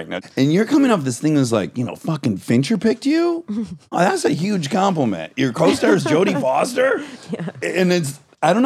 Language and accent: English; Detroit, Michigan, United States; accent: Detroit; my stupid Detroit accent I can't shake.